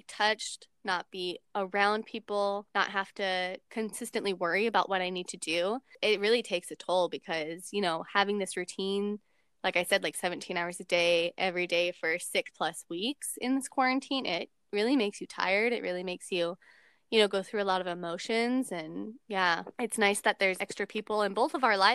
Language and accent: English; Washington, United States; born or raised there